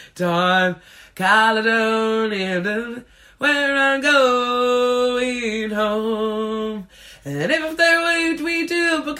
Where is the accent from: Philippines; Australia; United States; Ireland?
Ireland; now in London, United Kingdom; the parade is just a great way for us all to celebrate being Irish.